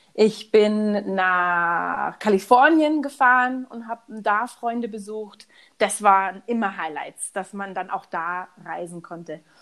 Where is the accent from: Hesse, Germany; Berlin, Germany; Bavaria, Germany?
Bavaria, Germany; Munich; moved away as an adult; also born or lived in Houston, Texas; ich bin aus München